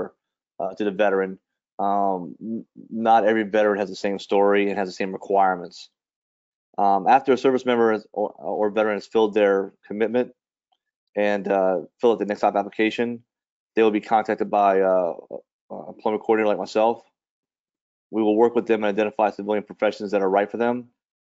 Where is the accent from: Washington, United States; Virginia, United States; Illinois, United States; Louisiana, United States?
Louisiana, United States; New Orleans; moved away as an adult; I grew up in New Orleans and joined the service in 1991